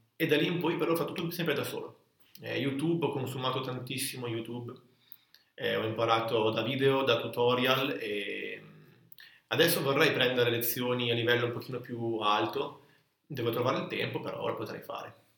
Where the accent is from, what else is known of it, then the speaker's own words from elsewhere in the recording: Italy; andavo in quinta elementare nel mio paesino qua vicino a Borzano